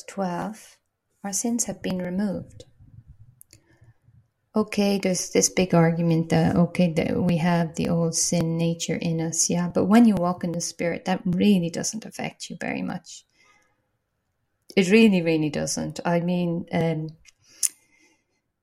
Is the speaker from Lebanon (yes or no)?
no; Ireland; now in Portugal; I'm Irish